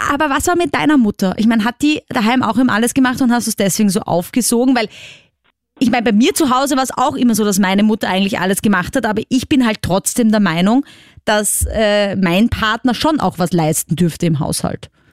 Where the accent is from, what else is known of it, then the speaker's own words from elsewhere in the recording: Vienna, Austria; ich komme aus Wien, also aus der großen Stadt quasi